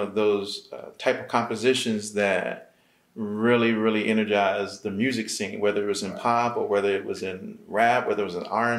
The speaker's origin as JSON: {"language": "English", "region": "Virginia", "country": "United States", "said": "I'm from Virginia"}